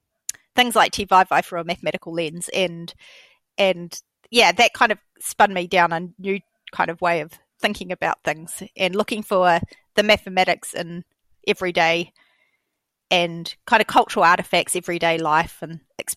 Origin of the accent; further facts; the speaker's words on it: Tokelau; Or, you know, I'm from Tokelau and Tokelauans don't do maths